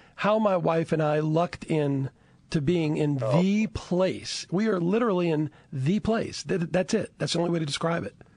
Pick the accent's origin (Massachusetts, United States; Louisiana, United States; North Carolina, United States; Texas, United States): Louisiana, United States; Chalmette; I'm originally from Chalmette